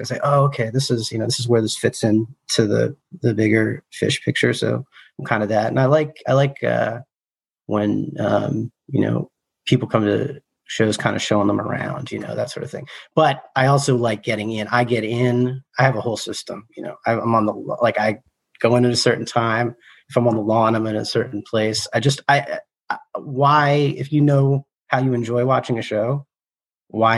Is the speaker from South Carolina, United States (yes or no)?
no; outside Philadelphia, Pennsylvania, United States; also born or lived in Ohio; I'm from outside Philly